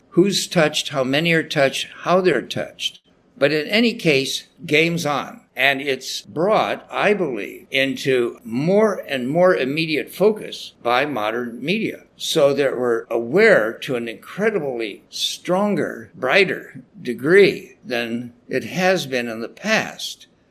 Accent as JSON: {"language": "English", "town": "Salinas", "region": "California", "country": "United States", "tie": "born or raised there", "said": "where I grew up in Salinas, California, you know, it's a tough town of growers and a big rodeo there."}